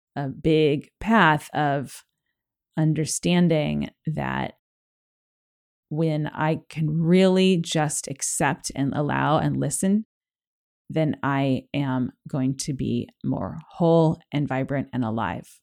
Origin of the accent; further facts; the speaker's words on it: Los Angeles, California, United States; I grew up in Los Angeles